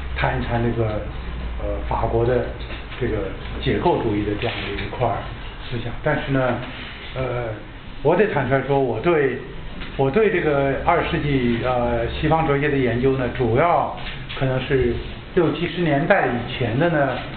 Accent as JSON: {"language": "Chinese", "country": "China", "said": "我们中国人"}